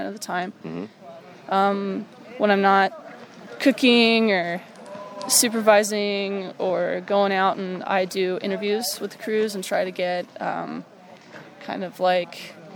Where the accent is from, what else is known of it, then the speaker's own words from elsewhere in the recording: New York, United States; moved away; I was from New York